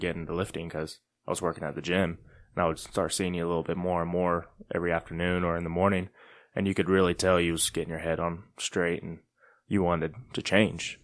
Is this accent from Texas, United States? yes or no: yes; Gainesville, Texas, United States; moved away; also born or lived in Kansas; I was born in Gainesville, Texas